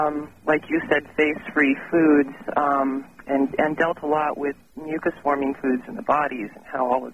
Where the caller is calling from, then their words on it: Denver, Colorado, United States; I'm calling from Denver.